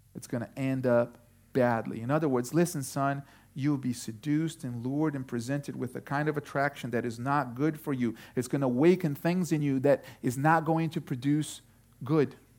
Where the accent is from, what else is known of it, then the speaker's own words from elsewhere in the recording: Brazil; moved away; I was born in Brazil